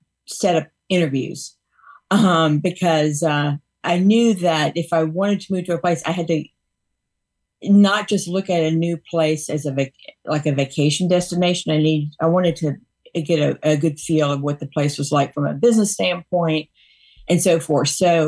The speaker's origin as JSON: {"language": "English", "region": "Louisiana", "country": "United States", "tie": "born or raised there", "said": "I grew up in Louisiana, but you're the first person who's ever told me that I have that accent."}